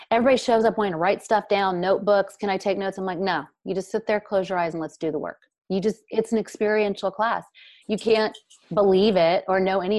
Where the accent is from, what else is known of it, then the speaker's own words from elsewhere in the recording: Brazil; now in United States; because it's not accepted here in America. Nobody talks about the psychic space. Nobody speaks of the dead. We grew up in Brazil. We were talking to our grandmothers who had passed on.